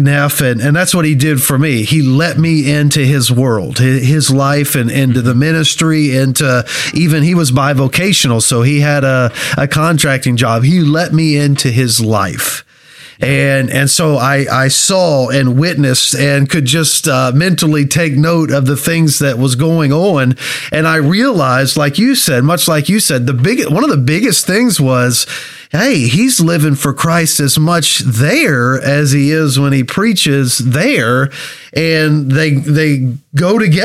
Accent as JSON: {"language": "English", "region": "Kentucky", "country": "United States", "moved": "as an adult", "lives_now": "Ohio, United States", "said": "I'm from Kentucky"}